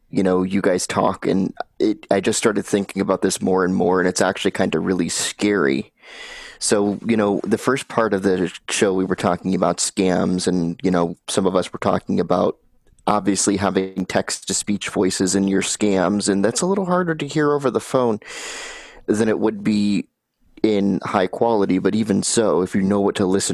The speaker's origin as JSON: {"language": "English", "region": "Kentucky", "country": "United States", "said": "I'm from Kentucky"}